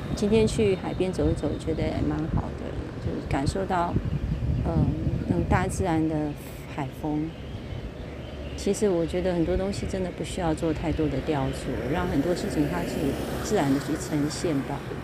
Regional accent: Kaohsiung, Taiwan; moved away; also born or lived in Keelung; 我是高雄人，所以其实我很喜欢海的感觉

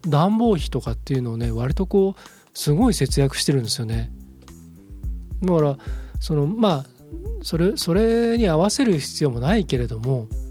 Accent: Japan; 僕も日本人

